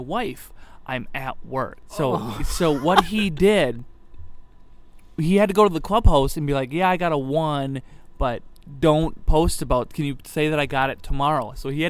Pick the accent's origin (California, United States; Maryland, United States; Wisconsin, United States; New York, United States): Wisconsin, United States; Leopolis; I grew up in Leopolis.